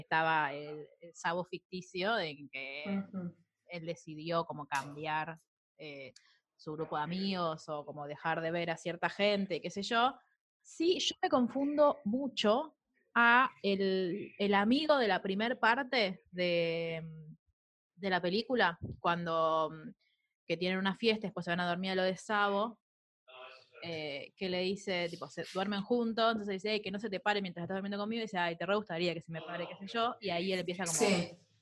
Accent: Argentina; nosotros, tipo como argentinos

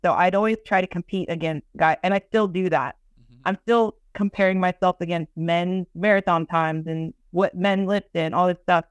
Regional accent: Austin, Texas, United States; born or raised there

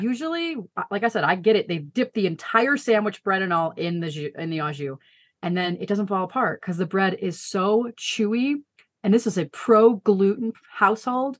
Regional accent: Chicago suburbs, Illinois, United States; moved away as an adult; now in Colorado Springs, United States; we both grew up outside of Chicago in the suburbs

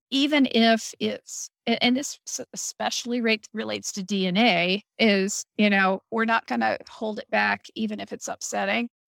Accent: Midwest, United States; it really uh, cemented how I feel that I'm a Midwesterner Mm-hmm. because I realized that, you know, my family has been in the Midwest for 200 years

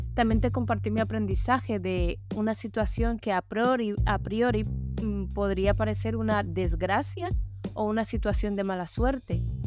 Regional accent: Colombia; moved away; Colombia, mi país de origen

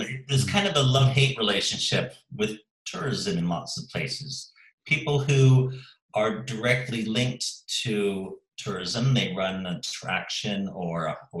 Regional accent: Eastbourne, South East England, United Kingdom; And, you know, I can see that in my hometown in Eastbourne. You know, we have the annual air show in August here, Airborne, which attracts 500,000 people a year.

